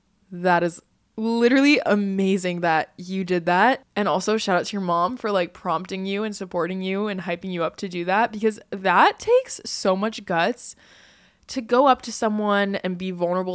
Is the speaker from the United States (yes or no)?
yes; California, United States; I was born in California and lived there my entire life. I love California and I always will, but a part of me always felt drawn to moving to the East Coast